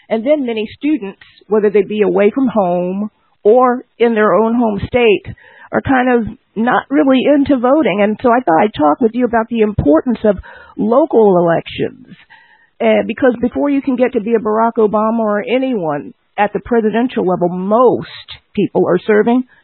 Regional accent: Washington, District of Columbia, United States; you're just getting in from Washington D.C., my hometown.

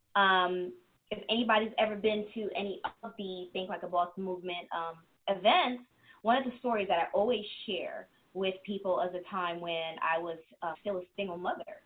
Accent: New York City, New York, United States; born or raised there; moved away; also born or lived in Germany / Queens / New Jersey

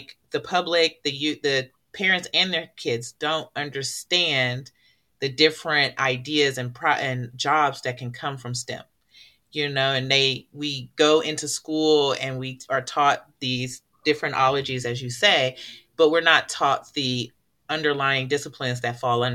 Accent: Oakland, California, United States; I'm from Oakland, California

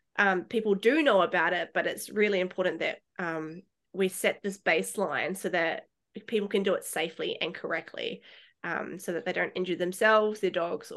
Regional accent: Christchurch, Canterbury, New Zealand; moved away as an adult; now in Australia; So I was born and raised in Otatahi in Christchurch. I went to school there, and I flew to Australia in 2014, and it's funny because I'd never been to Australia before.

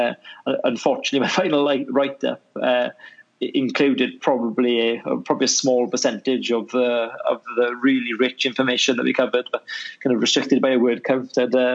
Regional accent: Wales, United Kingdom; I was in an area where right on the border of Swansea and Llanelli.

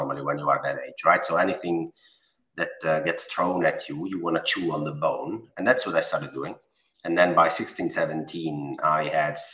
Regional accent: Italy; accent: Italian; English is a second language; I'm Italian. I mean, my accent

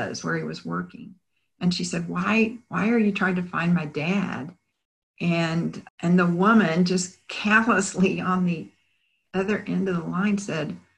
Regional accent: Bryan, Texas, United States; now in Houston, United States; I had remained in my hometown of Bryan

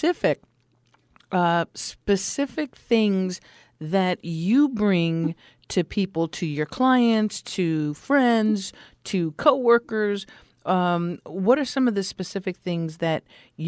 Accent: Los Angeles, California, United States; I'm from the Los Angeles area. Back in the 60s, I was born in this crazy town

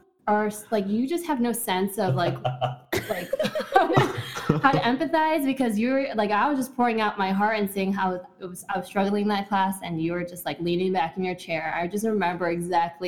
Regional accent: Morton Grove, Illinois, United States; I'm from Orm Grove. We went to the same high school

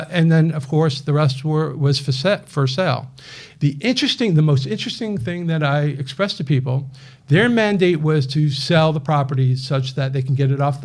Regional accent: Bergen County, New Jersey, United States; moved away as an adult; now in Houston, United States; I'm actually from Bergen County. Well, I went to high school in Bergen County, lived just north of Bergen County. So I'm a New Jersey through and through

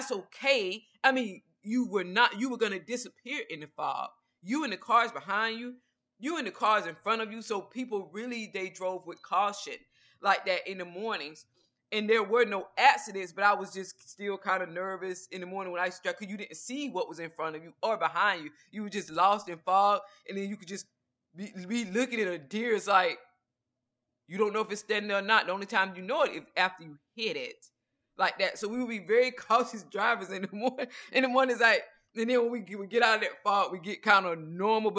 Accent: Georgia, United States; now in Texas, United States; I lived in Georgia, which is where I'm originally from

